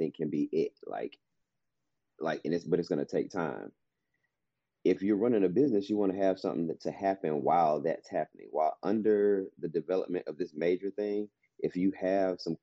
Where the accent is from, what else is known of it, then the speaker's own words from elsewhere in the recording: Atlanta, Georgia, United States; we're from Atlanta